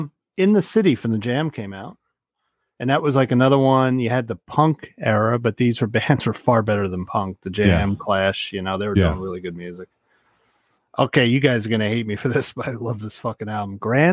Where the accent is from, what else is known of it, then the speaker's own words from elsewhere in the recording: Ireland; I was going to say I'm Irish. I can't do it, but obviously Scott could do it.